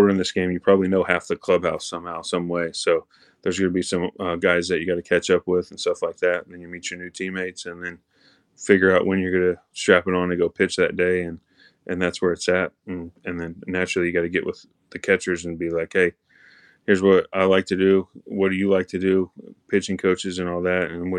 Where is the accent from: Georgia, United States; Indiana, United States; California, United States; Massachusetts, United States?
Indiana, United States; Indianapolis; I grew up in Indianapolis. I'll play for the Red Machine.